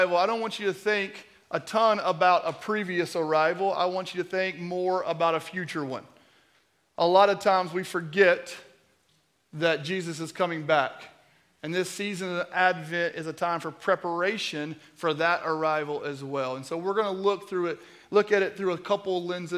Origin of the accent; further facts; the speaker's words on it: Kentucky, United States; moved away; my hometown